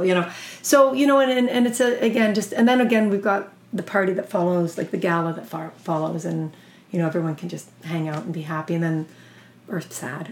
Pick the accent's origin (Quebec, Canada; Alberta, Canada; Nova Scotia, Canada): Alberta, Canada; I'm from Alberta